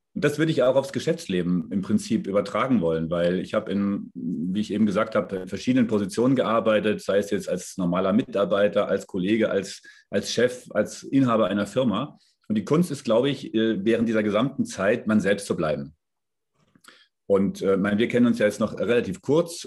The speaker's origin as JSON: {"language": "German", "town": "Darmstadt", "region": "Hesse", "country": "Germany", "tie": "born or raised there", "also_born_or_lived": "Frankfurt / Munich", "moved": "yes", "lives_now": "south of Munich, Germany", "said": "Ich bin in Darmstadt geboren, also ich bin eigentlich Hesse, lebe jetzt hier südlich von München"}